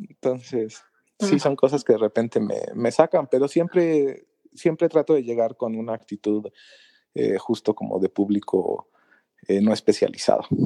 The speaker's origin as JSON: {"language": "Spanish", "region": "Mexico City", "country": "Mexico", "said": "soy de la Ciudad de México, en el país de México"}